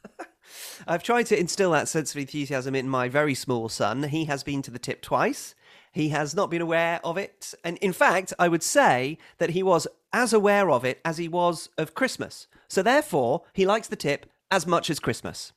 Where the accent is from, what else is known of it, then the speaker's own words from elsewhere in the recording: Wisconsin, United States; growing up in Wisconsin and idolizing Brett Favre